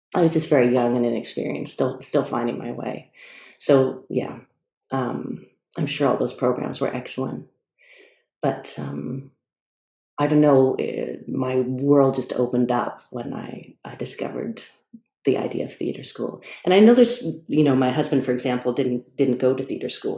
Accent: Toronto, Ontario, Canada; moved away as an adult; also born or lived in Montreal; now in Stratford, Canada; I'm from Toronto originally

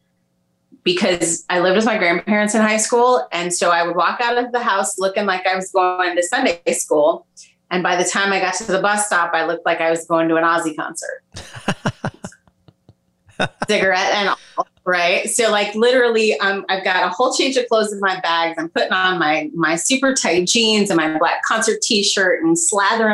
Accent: Liberty, Missouri, United States; moved away as an adult; now in outside Washington, D.C., United States; I grew up in Liberty. My dad and I share a hometown. Back then it was maybe 5,000 people in the whole town. So it wasn't super huge, but not small by Missouri standards

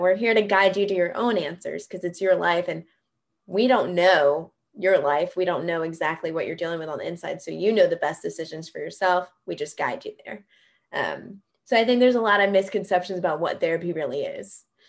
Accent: Greenville, South Carolina, United States; moved away; I'm from Greenville, South Carolina

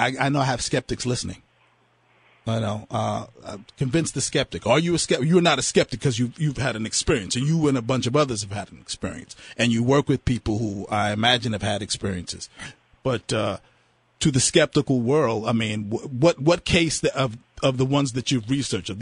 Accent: New York City, New York, United States; growing up in Brooklyn

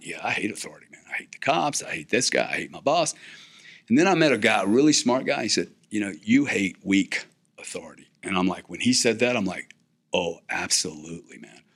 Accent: South Louisiana, United States; I'm from South Louisiana

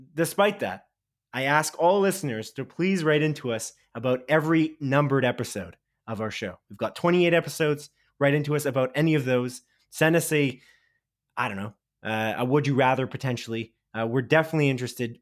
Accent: Canada; we're Canadian

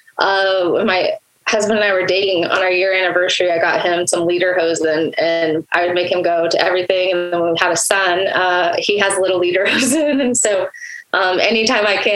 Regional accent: Edmond, Oklahoma, United States; also born or lived in Germany; I was born in Oklahoma City. Grew up in Edmond, went to OSU

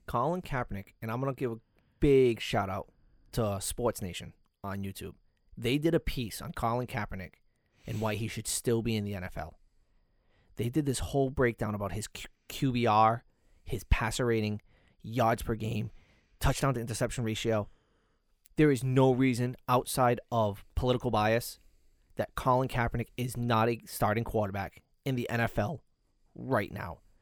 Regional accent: New England, United States; we're from the New England market

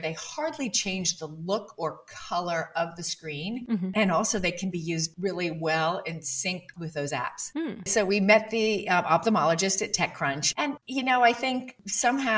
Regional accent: Bermuda; I grew up in Bermuda before sunblock.

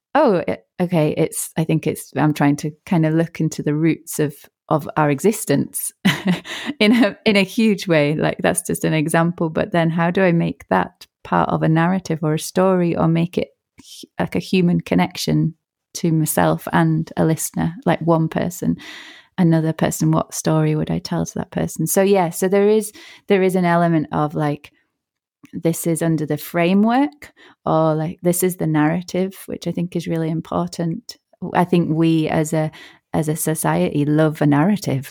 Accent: Yorkshire and the Humber, United Kingdom; also born or lived in Northern Ireland; I was born in Northern Ireland and then we moved to Yorkshire

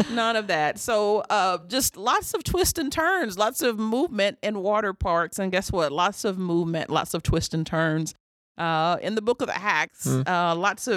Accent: Arkansas, United States; I grew up in Arkansas

